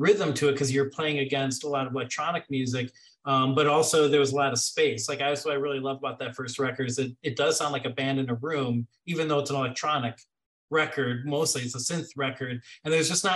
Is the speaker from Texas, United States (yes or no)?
no; Chicago, Illinois, United States; moved away; also born or lived in Washington, D.C.; I'm from Chicago